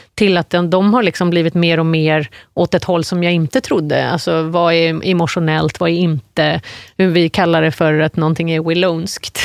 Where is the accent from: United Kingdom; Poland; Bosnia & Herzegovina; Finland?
United Kingdom; Surrey, South East England; now in Sweden; jag kommer från Surrey, sydvästra London